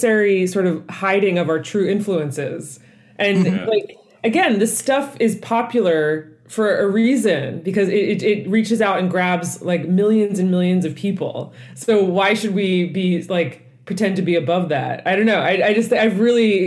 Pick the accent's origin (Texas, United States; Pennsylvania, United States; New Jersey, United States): Pennsylvania, United States; Lansdale; now in New York, United States; I grew up in Lansdale, Pennsylvania